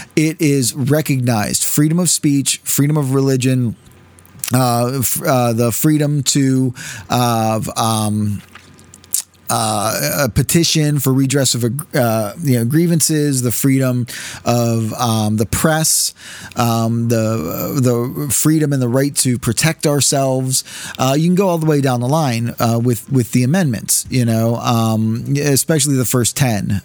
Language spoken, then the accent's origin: English; United States; as American citizens